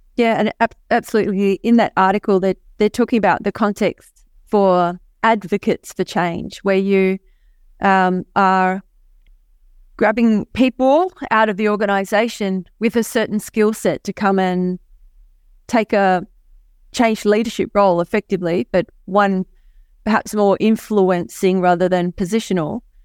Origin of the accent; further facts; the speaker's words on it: Hobart, Tasmania, Australia; I hail from Hobart, Tasmania, Australia. Um, and as I'm from the island of Tasmania